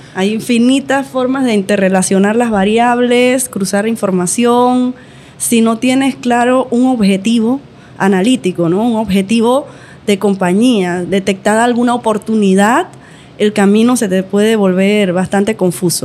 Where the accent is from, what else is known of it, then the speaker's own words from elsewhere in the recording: Panama; tengo 36, soy panameña